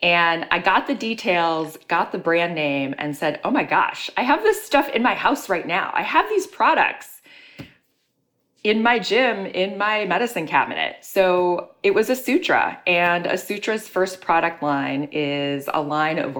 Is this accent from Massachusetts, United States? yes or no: no; Chicago, Illinois, United States; moved away as an adult; also born or lived in New York City; now in Chicago, United States; my hometown of Chicago